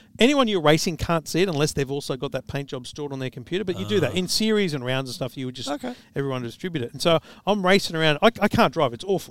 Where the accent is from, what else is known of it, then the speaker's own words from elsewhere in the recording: Queensland, Australia; So here's Amanda bagging me for being a Queenslander